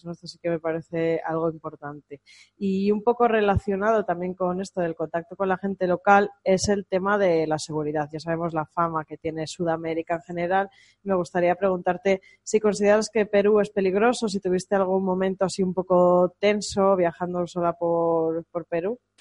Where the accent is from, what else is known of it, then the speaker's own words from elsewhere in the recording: Spain; no somos iguales los españoles